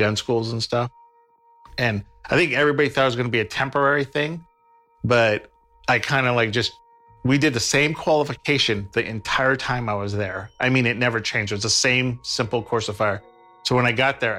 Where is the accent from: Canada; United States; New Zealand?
United States; Stockton, California; I was born in Stockton, kind of like South Stockton, like Charterway, Mariposa area